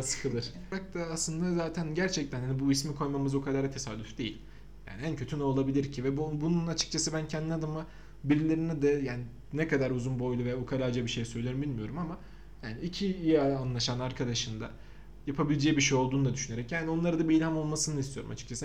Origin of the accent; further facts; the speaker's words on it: Samsun, Turkey; now in Ankara, Turkey; ben de Samsunluyum. Ve ben de Ankara'da yaşıyorum.